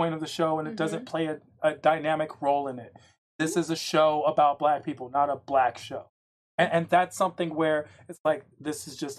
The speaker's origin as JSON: {"language": "English", "country": "France", "tie": "born or raised there", "said": "Part of my life, I grew up in France, and then mm-hmm. my brother is currently in Paris."}